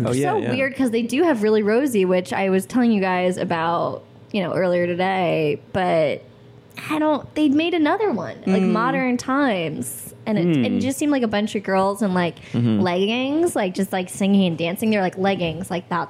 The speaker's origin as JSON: {"language": "English", "town": "Albany", "region": "New York", "country": "United States", "tie": "born or raised there", "moved": "as an adult", "lives_now": "Los Angeles, United States", "said": "I'm from upstate New York. Albany, the capital."}